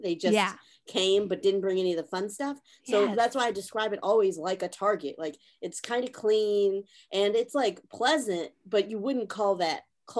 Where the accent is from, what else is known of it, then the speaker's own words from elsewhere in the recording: Charlotte, North Carolina, United States; I'm also from North Carolina. I'm from Charlotte.